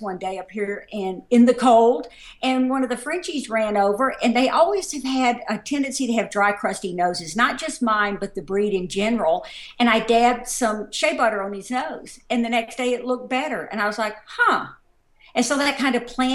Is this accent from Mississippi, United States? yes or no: yes; Mississippi, United States; moved away as an adult; also born or lived in Dallas, Texas / St. Paul, Minnesota; now in Minnesota, United States; Obviously, this is not a Minnesota accent. I do not sound like everybody on Fargo. I grew up in Mississippi